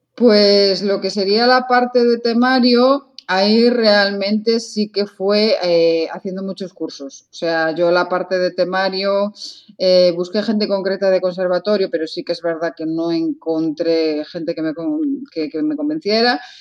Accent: Lugo, Galicia, Spain; yo soy de Lugo

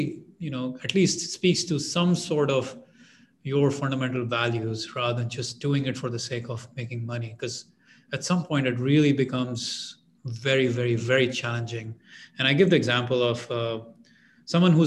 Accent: India; moved away as an adult; I'm an immigrant. I'm from India

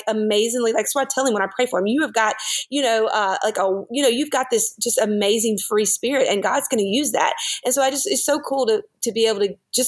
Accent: the South, United States; we grew up down here in the South.

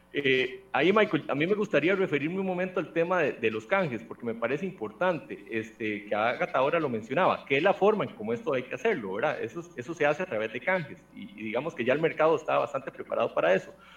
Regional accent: Costa Rica; como costarricense

